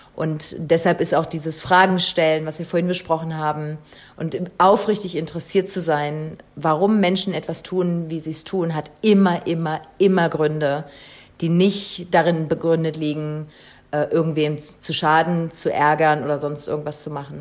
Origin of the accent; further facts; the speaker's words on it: Saxony-Anhalt, Germany; also born or lived in Berlin; now in Botswana; ich komme aus Berlin ursprünglich, also ursprünglich komme ich aus Sachsen-Anhalt, äh, auch aus dem Wald.